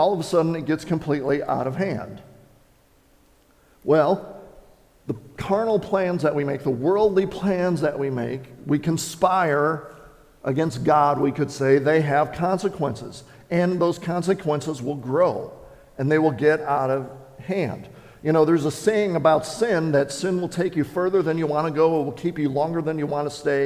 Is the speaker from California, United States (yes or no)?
no; Wisconsin, United States; I grew up in Wisconsin